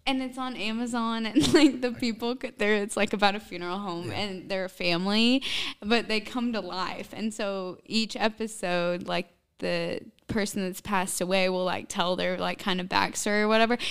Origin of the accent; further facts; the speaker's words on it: Southern Illinois, United States; Southern Illinois